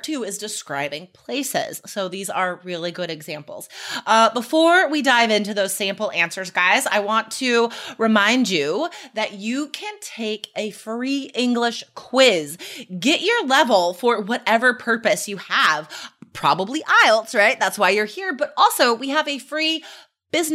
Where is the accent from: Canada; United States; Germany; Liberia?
United States; now in Oregon, United States; where I grew up near Lake Tahoe